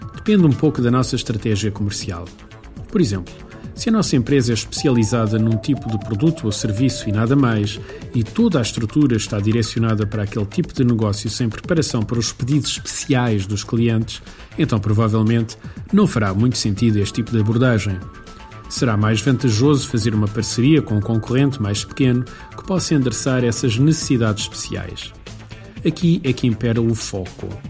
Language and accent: Portuguese; Beira Alta, Portugal; Aqui na minha terra, na Beira Alta, é bastante frequente